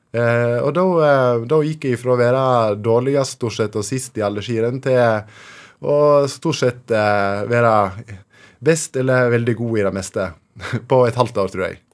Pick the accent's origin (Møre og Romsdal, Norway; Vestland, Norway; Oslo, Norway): Vestland, Norway; Fortun; i Fortun, eh, der jeg vokste opp